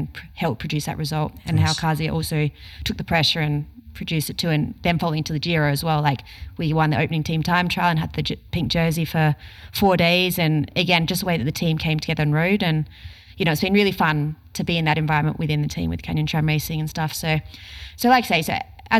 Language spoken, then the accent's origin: English; Australia